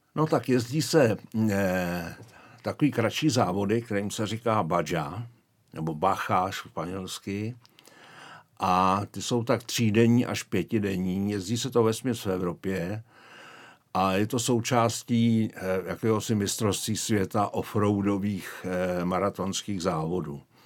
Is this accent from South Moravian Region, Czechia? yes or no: no; Prague, Czechia; moved away as an adult; also born or lived in Šumava foothills (Podlesí); now in Šumava region, Czech Republic; já pocházím z Prahy, ale odstěhovali jsme se tam eh, už asi před 30 lety